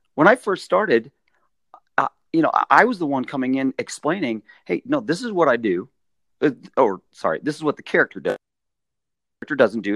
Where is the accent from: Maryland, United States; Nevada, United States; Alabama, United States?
Nevada, United States; Las Vegas; I grew up in Las Vegas